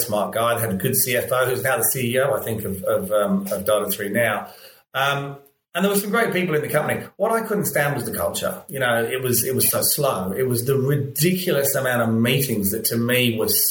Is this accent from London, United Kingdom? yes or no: yes; London, United Kingdom; moved away as an adult; now in Australia; I'm from London